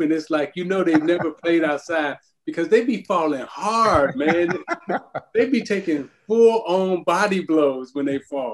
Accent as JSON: {"language": "English", "town": "Chicago", "region": "Illinois", "country": "United States", "tie": "born or raised there", "said": "Quinn Buckner, who was all of our heroes growing up in Chicago"}